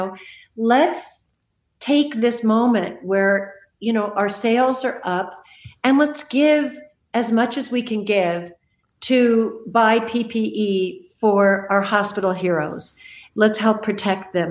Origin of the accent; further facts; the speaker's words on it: Malibu, California, United States; moved away; I grew up in Malibu. Those are my hills.